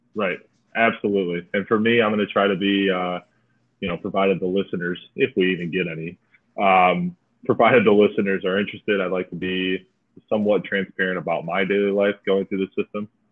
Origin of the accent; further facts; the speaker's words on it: Clarkston, Michigan, United States; my hometown, little city called Clarkston